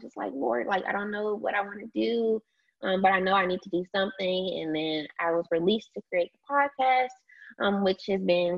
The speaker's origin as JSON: {"language": "English", "town": "DeSoto", "region": "Texas", "country": "United States", "said": "I'm originally from DeSoto, Texas, Dallas, Texas, small city."}